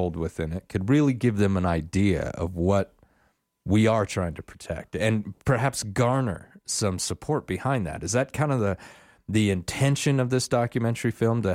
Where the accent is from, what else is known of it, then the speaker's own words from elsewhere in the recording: Wyoming, United States; growing up in Wyoming, maybe even being a local right here in Sheridan